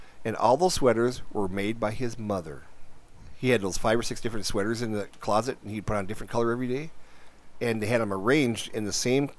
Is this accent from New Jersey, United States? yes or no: no; North Dakota, United States; when I was a kid growing up in North Dakota